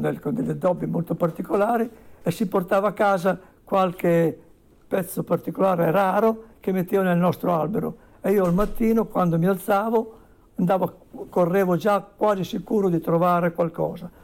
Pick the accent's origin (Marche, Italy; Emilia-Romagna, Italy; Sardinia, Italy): Emilia-Romagna, Italy; Bassa Modenese; negli anni 50 quando ero un bambino in una campagna brulla d'inverno nella bassa modenese